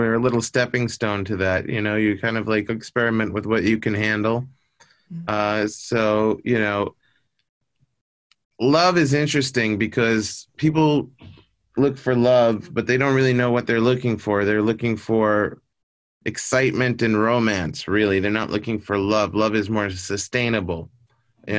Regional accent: New York, United States; now in Los Angeles, United States; I was born in New York.

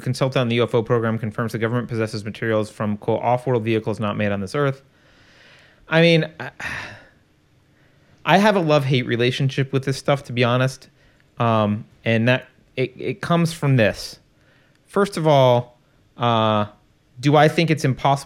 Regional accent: United States; I'm American. I'm not a European. And I'm a proud American

